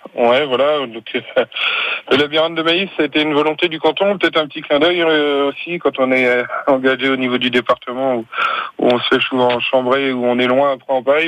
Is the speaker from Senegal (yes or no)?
no; North Mayenne, Pays de la Loire, France; chez nous dans le Nord Mayenne